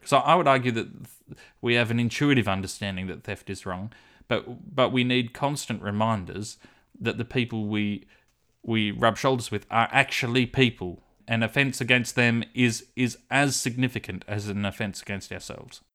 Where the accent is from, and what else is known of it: Australia